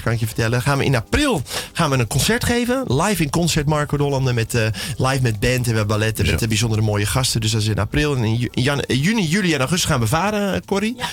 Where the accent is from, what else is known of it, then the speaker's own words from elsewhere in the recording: South Holland, Netherlands; bij ons in Zuid-Holland